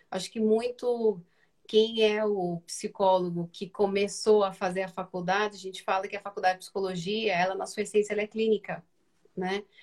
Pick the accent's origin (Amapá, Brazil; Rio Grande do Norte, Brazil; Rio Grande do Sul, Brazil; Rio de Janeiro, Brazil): Rio de Janeiro, Brazil; moved away as an adult; now in São Paulo, Brazil; eu sou do Rio de Janeiro. Então, trabalhei para a Matriz no Rio, depois me mudei para São Paulo, né, onde eu resido há 12 anos